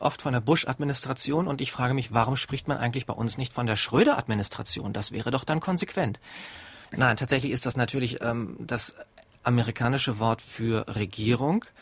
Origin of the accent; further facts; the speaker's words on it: Germany; Bei uns in Deutschland